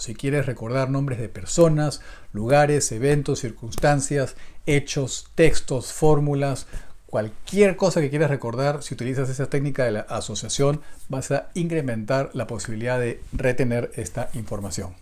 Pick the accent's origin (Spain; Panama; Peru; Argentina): Peru; yo soy de Perú